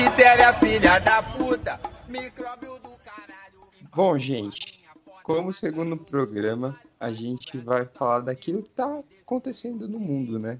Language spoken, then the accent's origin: Portuguese; São Paulo, Brazil; eu sou da Zona Leste